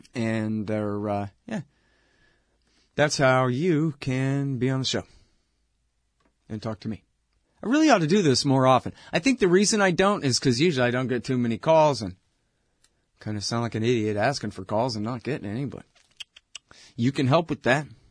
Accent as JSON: {"language": "English", "region": "Texas", "country": "United States", "said": "I'm from Texas."}